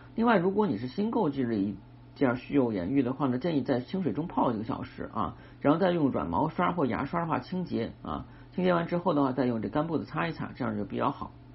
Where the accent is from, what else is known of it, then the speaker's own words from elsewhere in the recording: China; 我们中国人